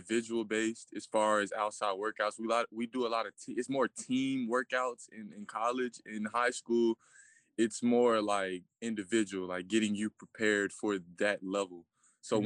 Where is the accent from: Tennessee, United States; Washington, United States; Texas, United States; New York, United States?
Tennessee, United States; Chattanooga; I'm from Chattanooga, Tennessee